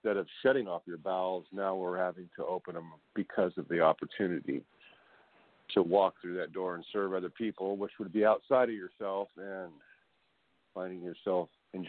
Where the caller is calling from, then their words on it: California, United States; They called me … I'm from California.